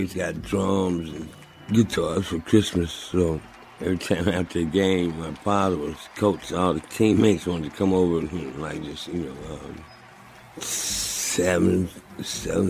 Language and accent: English; St. Louis, Missouri, United States; now in Clarksdale, United States; Where I grew up playing structured drums in elementary school, fifth grade, on through high school.